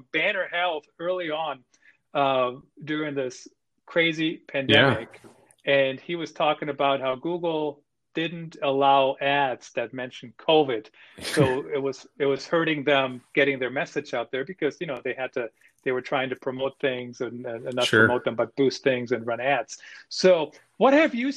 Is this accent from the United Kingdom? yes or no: no; Germany; moved away; I grew up in Germany